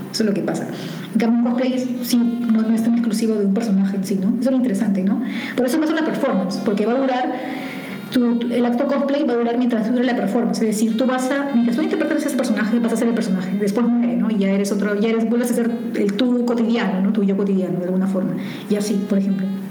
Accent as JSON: {"language": "Spanish", "town": "Bellavista", "region": "Callao", "country": "Peru", "tie": "born or raised there", "said": "yo nací en el Callao, en Bellavista"}